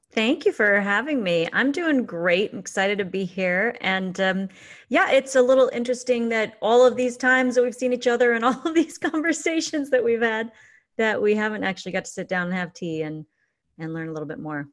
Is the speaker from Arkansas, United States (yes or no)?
no; Fullerton, California, United States; moved away as an adult; also born or lived in Newport Beach / Placentia; now in Santa Cruz, United States; I grew up in Fullerton and Placentia.